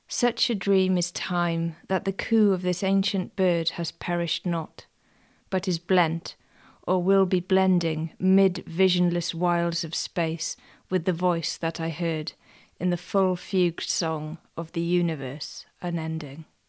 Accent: Welsh, Wales, United Kingdom; even being Welsh myself

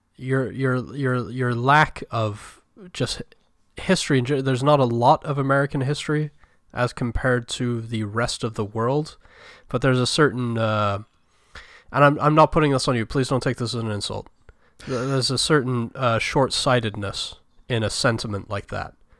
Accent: United Kingdom; I am British

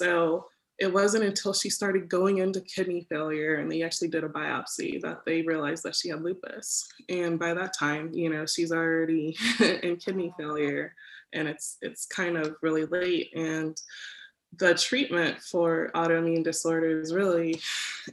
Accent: Dayton, Ohio, United States; I grew up in Dayton, and I come from a pretty large family

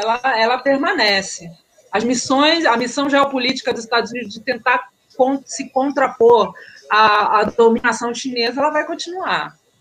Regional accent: Brazil; moved away; also born or lived in India; eu sou brasileiro

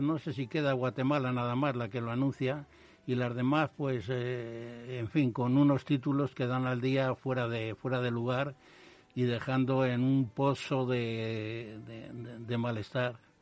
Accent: Madrid, Community of Madrid, Spain; yo nací en Carabanchel

